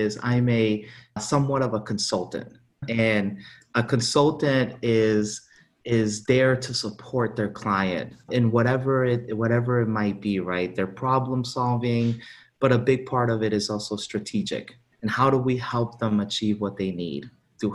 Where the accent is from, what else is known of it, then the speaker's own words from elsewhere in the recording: South Florida, United States; also born or lived in Honduras; I grew up in South Florida